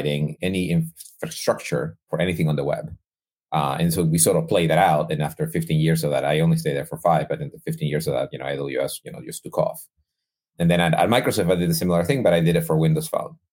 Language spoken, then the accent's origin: English; Guayaquil, Guayas, Ecuador; moved away; I'm originally from Ecuador. I was born and raised in Ecuador.